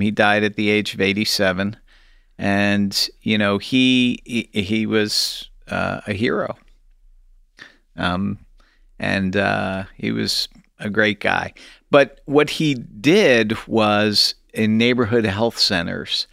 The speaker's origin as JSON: {"language": "English", "town": "St. Louis", "region": "Missouri", "country": "United States", "tie": "born or raised there", "also_born_or_lived": "New Haven, Connecticut / Kansas City, Missouri", "said": "I was born in New Haven, Connecticut, and I grew up there for about eight years, and then my folks moved, uh, to Saint Louis, Missouri, where I went to high school"}